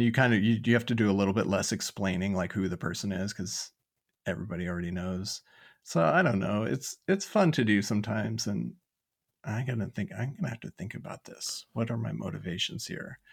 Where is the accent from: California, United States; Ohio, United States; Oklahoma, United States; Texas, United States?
California, United States; Lodi; I grew up in Lodi, California.